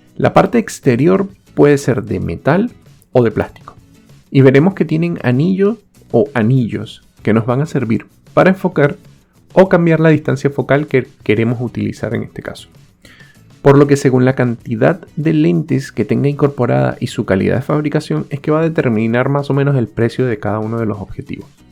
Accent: Venezuela; moved away

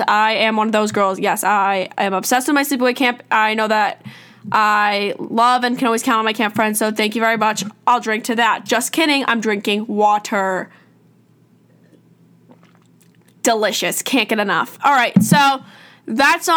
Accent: New York, United States; I'm from New York

